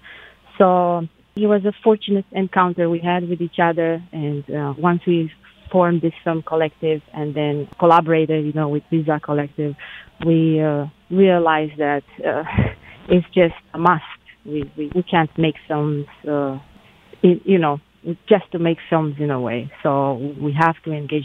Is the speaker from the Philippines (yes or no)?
no; Romania; now in United States; I'm originally from Romania, but I have lived half of my life in the United States now